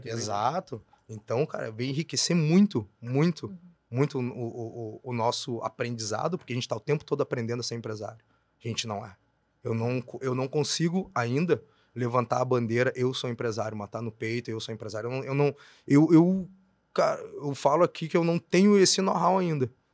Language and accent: Portuguese; Brazil; eu sou da Sefer, para quem é daqui sabe, né? Eu faço divisa com a Bom Jesus